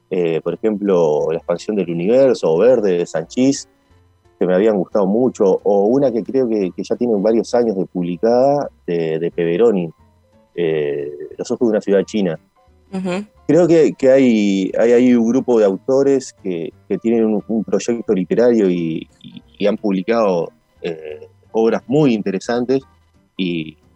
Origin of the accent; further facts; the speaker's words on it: Uruguay; siempre lo reivindico, así más que como montevideano, como serrense